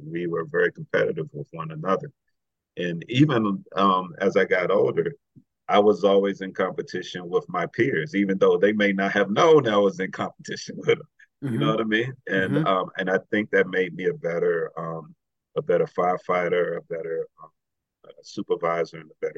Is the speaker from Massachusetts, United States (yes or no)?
no; Washington, District of Columbia, United States; moved away as an adult; I grew up in Washington, D.C.